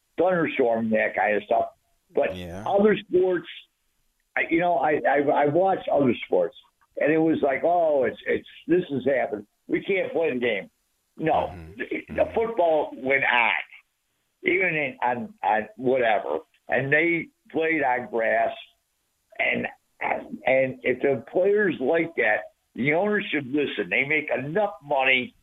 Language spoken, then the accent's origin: English; Buffalo, New York, United States; I'm from Buffalo